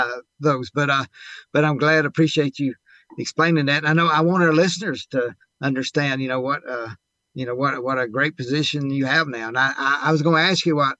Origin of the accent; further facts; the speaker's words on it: Mississippi, United States; I'm from Mississippi